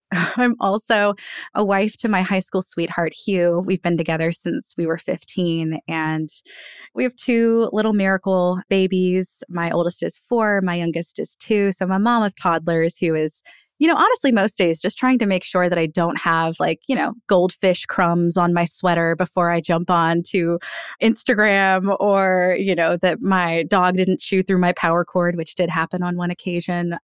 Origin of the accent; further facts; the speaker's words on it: Annapolis, Maryland, United States; my hometown of Annapolis